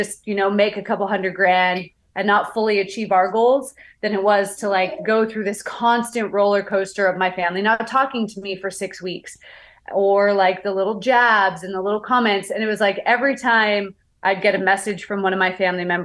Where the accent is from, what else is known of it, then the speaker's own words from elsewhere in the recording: Canada; I'm from Canada